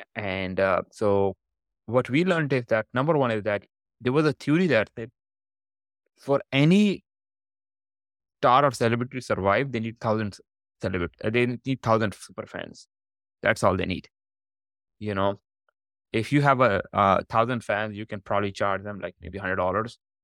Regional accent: Pakistan; moved away as an adult; also born or lived in Canada; I was born in Pakistan.

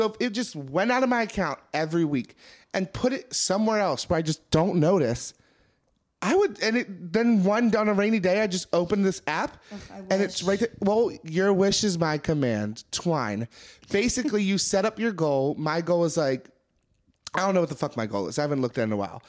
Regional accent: Maryland, United States; I'm from Maryland

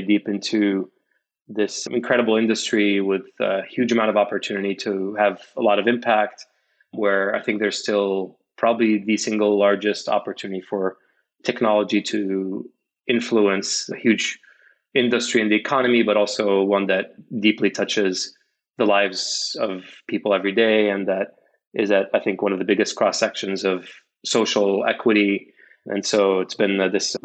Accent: Casablanca, Casablanca-Settat, Morocco; moved away as an adult; also born or lived in Bay Area, United States; now in United States; I'm originally from Morocco. I was born in Casablanca, where I grew up

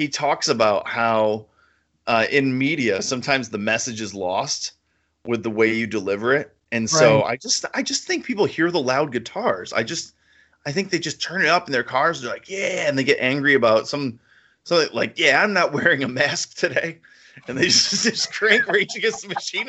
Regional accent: United States; also born or lived in New England / New York; we're up here in New England and New York and stuff, but we're American

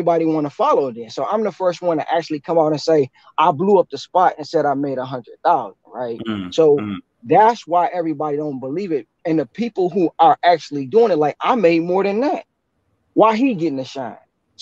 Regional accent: Detroit, Michigan, United States; I'm originally from Detroit

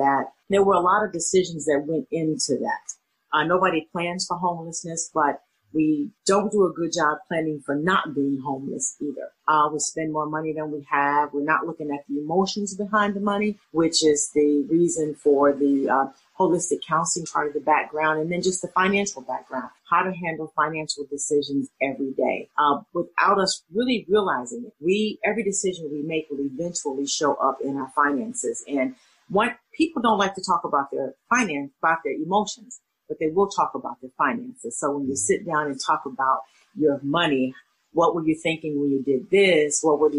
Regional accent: Little Rock, Arkansas, United States; moved away as an adult; also born or lived in Florida; now in Chicago, United States; I grew up in Little Rock, Arkansas, stayed there till after I finished college

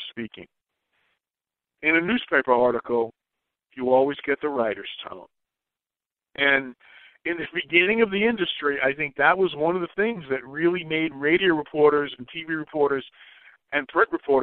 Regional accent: New York, United States; growing up in New York

